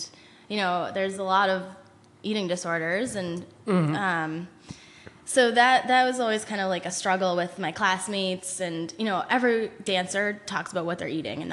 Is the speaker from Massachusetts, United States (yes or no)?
yes; Braintree, Massachusetts, United States; grew up in Braintree with my brother, my parents. Had a pretty normal South Shore childhood